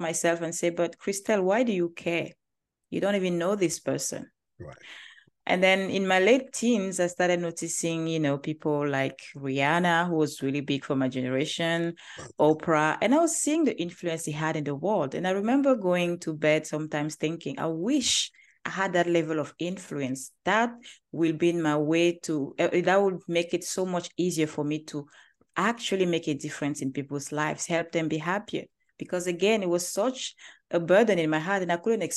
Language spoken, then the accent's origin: English; Cameroon; English is a second language; moved away as an adult; now in Manhattan Beach, United States; I am originally from Cameroon, as you can hear from my accent, probably you were wondering where I'm from. I'm from Cameroon